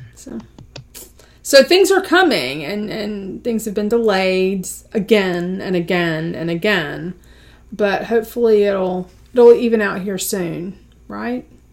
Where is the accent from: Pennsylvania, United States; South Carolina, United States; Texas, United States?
South Carolina, United States; we are all from South Carolina